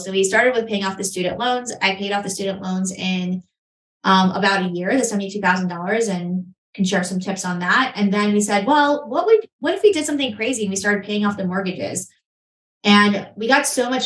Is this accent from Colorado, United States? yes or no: no; New York City, New York, United States; moved away as an adult; now in Charlotte, United States; Growing up in Queens, New York, I was looking around the neighborhood I grew up